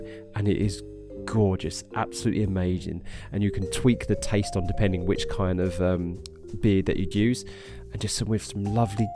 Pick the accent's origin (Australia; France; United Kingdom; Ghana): United Kingdom; Harlow, East of England; moved away as an adult; now in Norwich, United Kingdom; I'm originally from Harlow in Essex, which is a town just north of London in the east of England, here in the United Kingdom